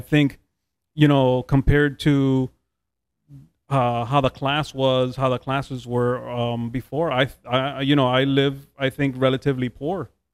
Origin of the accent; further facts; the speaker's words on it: Hialeah, Florida, United States; also born or lived in Jackson; I grew up here in Hialeah